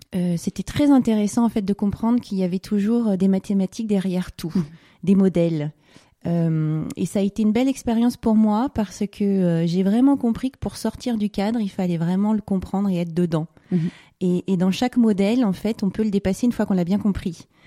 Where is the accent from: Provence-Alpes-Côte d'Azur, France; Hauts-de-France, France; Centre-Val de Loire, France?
Provence-Alpes-Côte d'Azur, France; Var; also born or lived in Paris; on est parti euh, vivre dans le sud, dans le Var